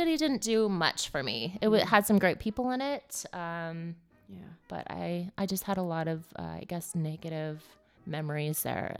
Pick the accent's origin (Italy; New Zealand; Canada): Canada; Edmonton, Alberta; moved away; I grew up in Edmonton, Alberta.